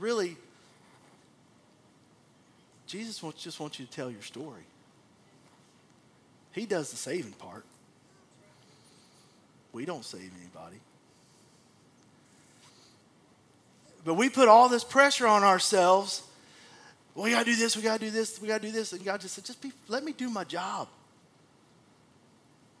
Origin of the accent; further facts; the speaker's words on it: Abilene, Texas, United States; when I was a kid growing up in Abilene